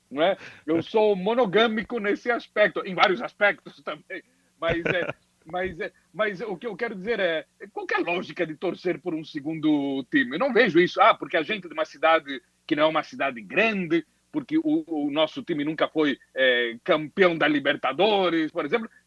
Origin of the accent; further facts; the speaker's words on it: Londrina, Paraná, Brazil; Claro, bom, eu me criei em Londrina, eh, eu me considero londrinense.